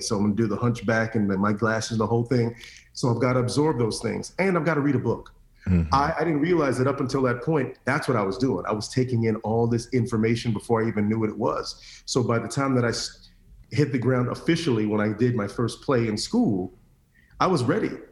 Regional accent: Orlando, Florida, United States; growing up in Orlando in the late 80s, early 90s

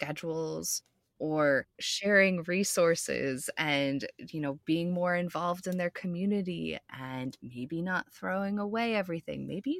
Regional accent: Boulder, Colorado, United States; I grew up in Boulder, Colorado.

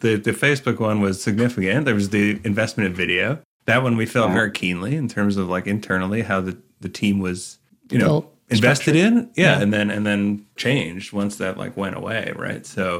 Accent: Canada; I'm Canadian

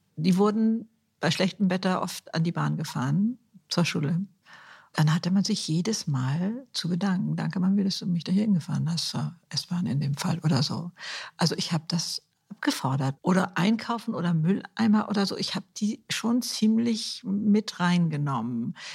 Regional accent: Germany; Bei uns in Deutschland

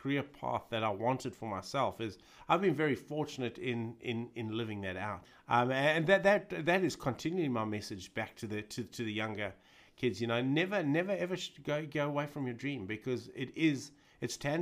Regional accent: Durban, KwaZulu-Natal, South Africa; moved away as an adult; also born or lived in Johannesburg, South Africa / Perth, Australia; growing up in South Africa at that time

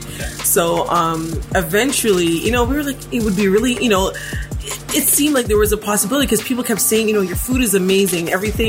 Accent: Toronto, Ontario, Canada; we are from Scarborough.

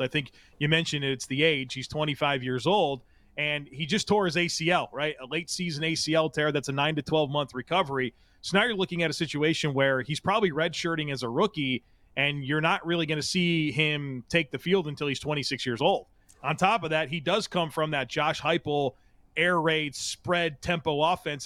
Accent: Grand Island, New York, United States; growing up in Western New York as a Bills fan in the nineties

